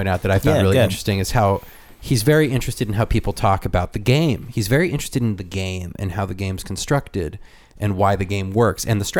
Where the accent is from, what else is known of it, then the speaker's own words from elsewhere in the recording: Chicago, Illinois, United States; I'm from Chicago. Well, if you know the history of Chicago and you know all these things about Chicago, you can interlace your way into a discussion.